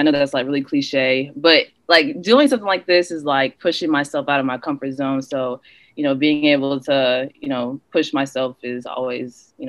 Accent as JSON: {"language": "English", "town": "Jacksonville", "region": "Florida", "country": "United States", "said": "I'm from Jacksonville, Florida."}